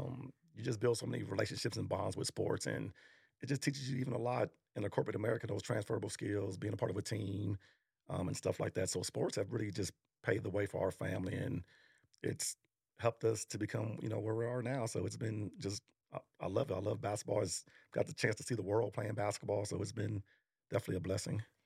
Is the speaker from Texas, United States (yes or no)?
yes; Arlington, Texas, United States; also born or lived in New York; we grew up in Arlington